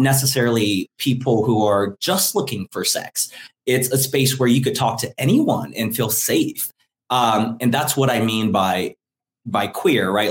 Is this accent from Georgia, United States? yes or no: yes; Atlanta, Georgia, United States; moved away as an adult; now in New Orleans, United States; growing up in Atlanta